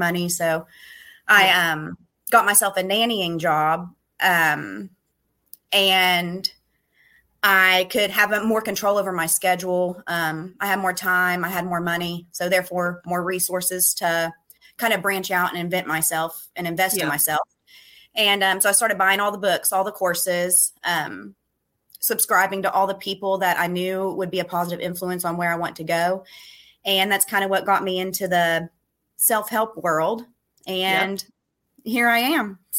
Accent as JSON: {"language": "English", "town": "Ashland", "region": "Kentucky", "country": "United States", "tie": "born or raised there", "also_born_or_lived": "Louisville, Kentucky", "said": "I was born in Ashland, Kentucky, which is a really small town in Kentucky."}